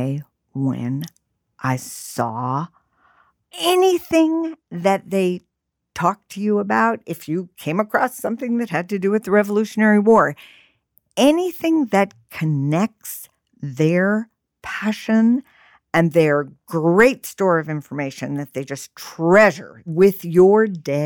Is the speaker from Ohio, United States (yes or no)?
no; New York City, New York, United States; I grew up in New York City.